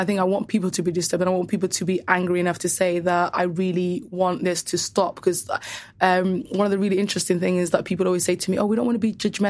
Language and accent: English; Somaliland, Somalia; in my native Somaliland and Somalia